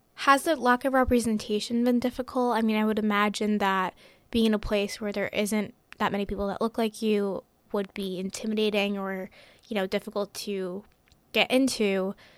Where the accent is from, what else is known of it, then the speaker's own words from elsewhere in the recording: Hillsborough, New Jersey, United States; I'm a senior at Hillsborough High School, and Um, I was born in the United States